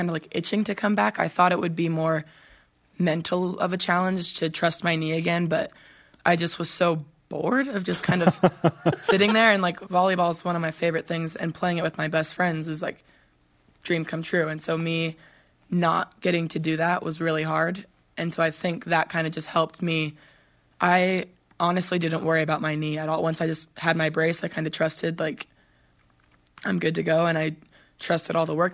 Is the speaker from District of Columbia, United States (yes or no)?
no; Southern California, United States; we are both from Southern California